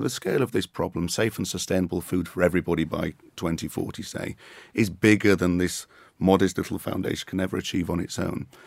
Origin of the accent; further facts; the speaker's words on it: Yorkshire and the Humber, United Kingdom; as a Yorkshire man